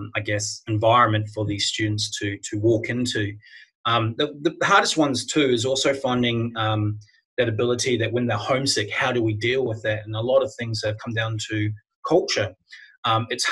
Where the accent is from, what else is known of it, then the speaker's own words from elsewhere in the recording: New Zealand; moved away as an adult; now in Australia; I'm not an Australian. I was born in New Zealand, but I've been living here now for 20 years